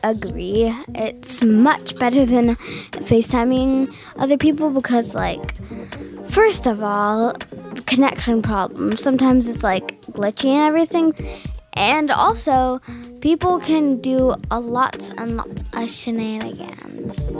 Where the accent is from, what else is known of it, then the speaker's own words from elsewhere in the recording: Los Gatos, California, United States; I am from Los Gatos, California, and I am 11 years old